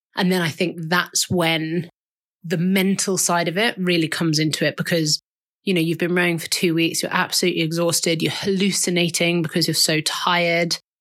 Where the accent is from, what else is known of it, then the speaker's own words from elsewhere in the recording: London, United Kingdom; I am from Southwest London.